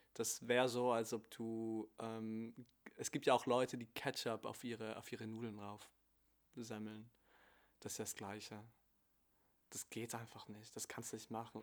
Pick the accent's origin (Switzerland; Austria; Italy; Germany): Italy; Ich bin Italiener